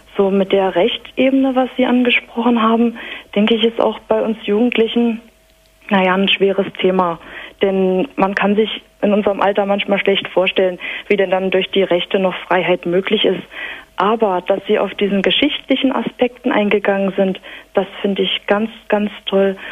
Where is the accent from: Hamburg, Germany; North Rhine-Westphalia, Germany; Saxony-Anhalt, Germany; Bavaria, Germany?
Saxony-Anhalt, Germany; the north of; Ich bin aufgewachsen im Norden von Sachsen-Anhalt